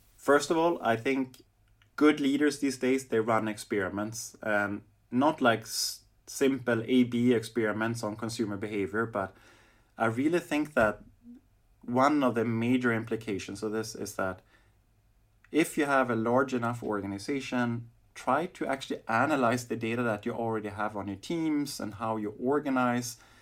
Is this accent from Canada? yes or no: no; Sweden; now in Berlin, Germany; when I grew up in Sweden